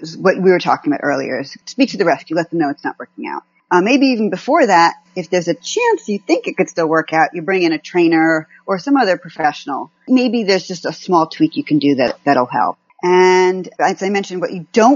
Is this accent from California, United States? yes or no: yes; California, United States; I'm from California